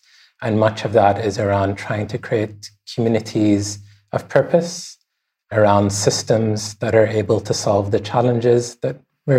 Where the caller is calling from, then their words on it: Bahrain; I'm calling in from Bahrain.